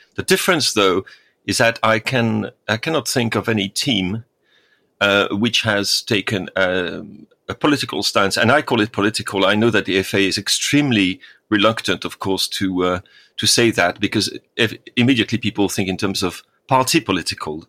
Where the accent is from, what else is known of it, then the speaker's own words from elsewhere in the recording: France; moved away; my home country